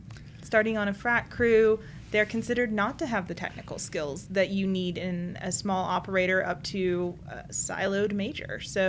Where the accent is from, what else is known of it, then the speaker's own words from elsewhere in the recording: Mississippi, United States; I am from Mississippi.